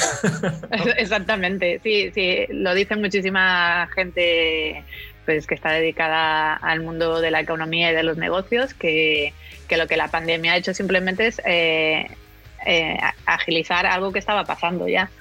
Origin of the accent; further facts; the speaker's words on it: Cantabria, Spain; de Cantabria, que es de donde soy yo